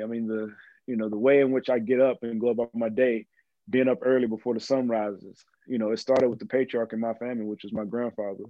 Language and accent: English; Mexia, Texas, United States; moved away; also born or lived in Arizona; I always tell folks we actually have more cattle than we have people in Mejia, Texas